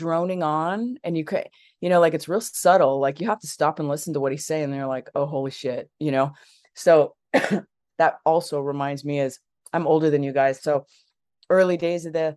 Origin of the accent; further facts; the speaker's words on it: Los Angeles, California, United States; I grew up in Los Angeles